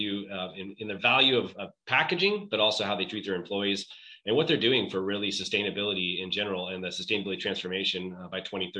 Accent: California, United States; moved away as an adult; also born or lived in Austin, Texas; I grew up in California, moved to Texas to become a paramedic.

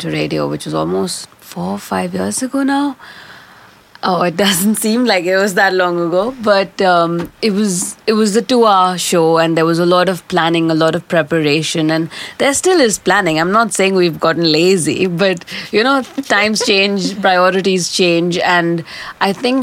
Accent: India; moved away as an adult; now in Australia; I'm originally from India, and I've been living and working in Australia, in so-called Australia, for the last 5, 6, 7 years now

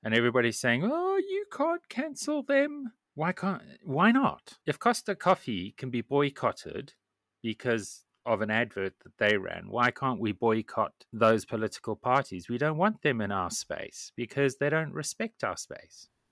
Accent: Zimbabwe; I grew up in Zimbabwe

